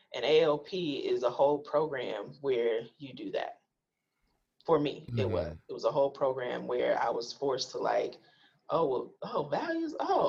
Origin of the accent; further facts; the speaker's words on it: Milwaukee, Wisconsin, United States; because I'm a Black filmmaker, because I'm from Milwaukee, of course, Black Lens will pick.